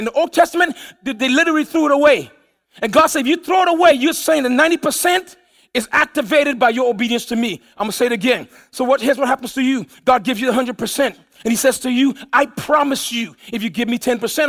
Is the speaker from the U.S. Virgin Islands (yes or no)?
yes; U.S. Virgin Islands; moved away; as a kid, I grew up in the Virgin Islands.